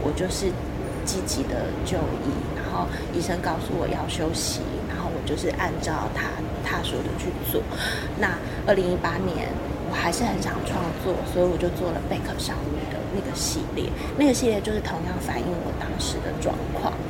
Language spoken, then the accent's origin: Chinese; Hualien, Hualien County, Taiwan; now in Taitung, Taiwan; 我其实出生在花莲，我是花莲人，然后现在定居在台东。